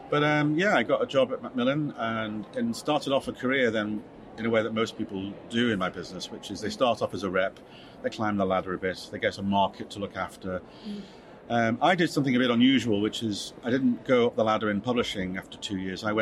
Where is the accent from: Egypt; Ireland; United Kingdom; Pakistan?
United Kingdom; North West England; it's a home game for me because it's uh, Liverpool, and I grew up on the Wirral, just over the other side of the water.